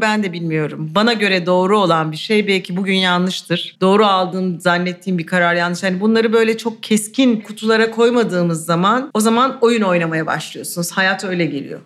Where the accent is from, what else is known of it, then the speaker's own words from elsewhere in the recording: Istanbul, Turkey; İstanbulluyum. Yani doğma büyüme, ailem de İstanbullu